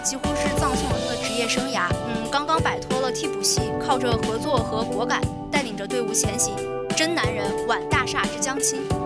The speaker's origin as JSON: {"language": "Chinese", "area": "the North", "region": "northern China", "country": "China", "tie": "born or raised there", "moved": "yes", "said": "在我的老家"}